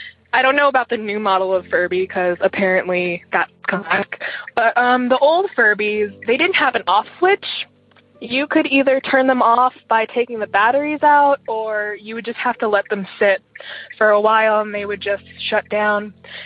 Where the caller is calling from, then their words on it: Eugene, Oregon, United States; I'm calling from Eugene, Oregon.